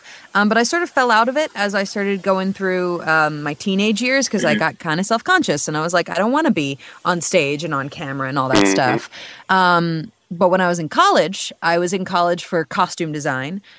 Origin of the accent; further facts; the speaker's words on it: New York, United States; moved away as an adult; now in Texas, United States; I'm 24 and I'm from New York